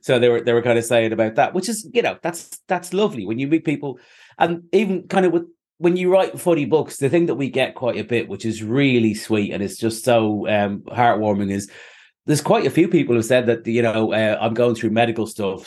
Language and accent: English; Ireland; now in Manchester, United Kingdom; I'm Irish.